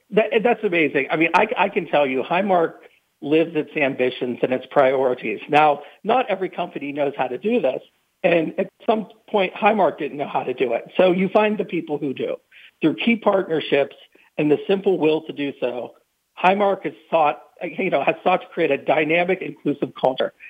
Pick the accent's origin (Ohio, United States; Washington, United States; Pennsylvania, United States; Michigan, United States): Pennsylvania, United States; New Castle; I grew up in Newcastle, Pennsylvania, about an hour north of Pittsburgh